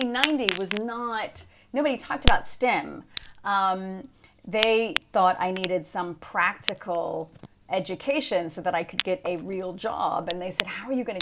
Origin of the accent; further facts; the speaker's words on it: Louisiana, United States; moved away as an adult; also born or lived in Boston / New York; now in London, United Kingdom; I'm originally from Louisiana, actually